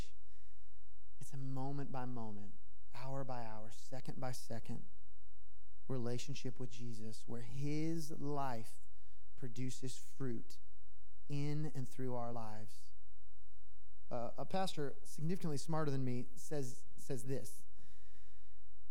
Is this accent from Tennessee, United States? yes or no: yes; Tennessee, United States; now in Los Angeles, United States; I'm from Tennessee. I might have even said y'all, so dead giveaway. But I'm from Tennessee, and I say hello to people, but LA doesn't really